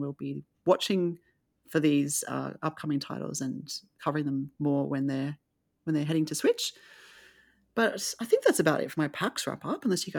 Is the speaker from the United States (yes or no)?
no; Australia; especially just for me as an Australian to see all this great work coming out of Australia.